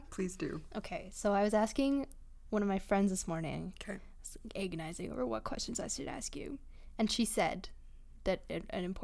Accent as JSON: {"language": "English", "town": "Milk River", "region": "Alberta", "country": "Canada", "tie": "born or raised there", "said": "you get this the wind coming right off the mountains because so close to the mountains there, and uh, just like rushing across the prairie."}